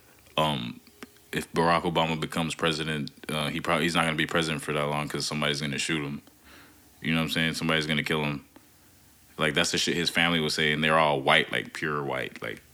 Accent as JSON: {"language": "English", "region": "North Carolina", "country": "United States", "tie": "born or raised there", "moved": "yes", "said": "as a black kid growing up in North Carolina for a portion of my life, it was very fucking racist"}